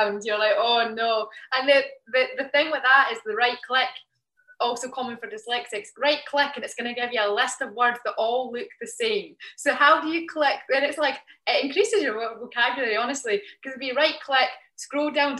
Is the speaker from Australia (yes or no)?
no; Kirkcaldy, Scotland, United Kingdom; moved away as an adult; now in New York, United States; we're from Kirkcaldy.